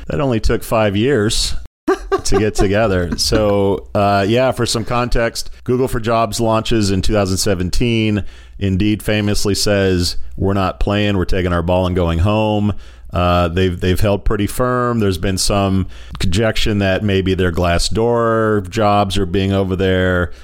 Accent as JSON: {"language": "English", "country": "United States", "said": "as an American"}